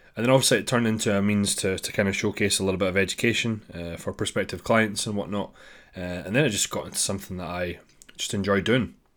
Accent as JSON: {"language": "English", "town": "Dundee", "region": "Scotland", "country": "United Kingdom", "tie": "born or raised there", "said": "my hometown, which is Dundee, Scotland."}